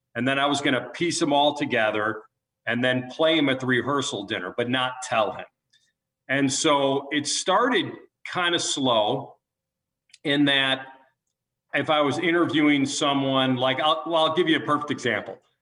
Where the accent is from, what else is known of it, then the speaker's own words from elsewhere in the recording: Chicago, Illinois, United States; moved away; we're from Chicago